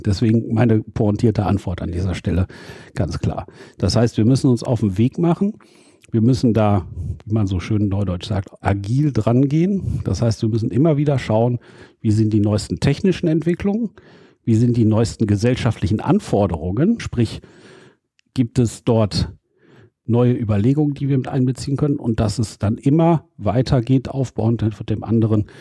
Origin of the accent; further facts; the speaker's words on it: Dülmen, North Rhine-Westphalia, Germany; also born or lived in Münster; ich komme ja aus dem Elternhaus in Dülmen in Westfalen